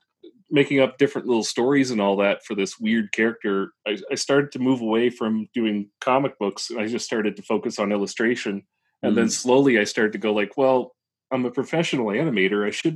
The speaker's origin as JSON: {"language": "English", "region": "New Brunswick", "country": "Canada", "moved": "yes", "lives_now": "Halifax, Canada", "said": "New Brunswick. I didn't move that far."}